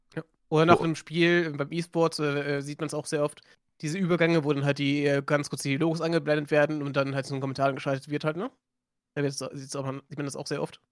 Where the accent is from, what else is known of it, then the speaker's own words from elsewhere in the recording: Germany; accent: light Frisian; Wir haben ja bei uns hier den, einen leicht friesischen Akzent